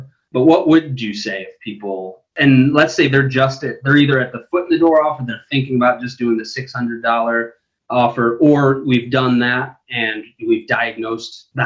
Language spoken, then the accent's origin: English; Buffalo, New York, United States; I said I was from the Midwest because I'm from Buffalo, New York